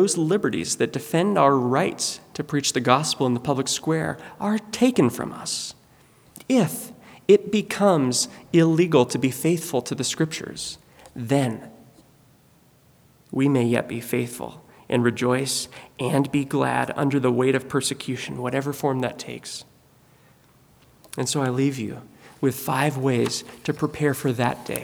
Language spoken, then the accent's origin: English; United States; American Christians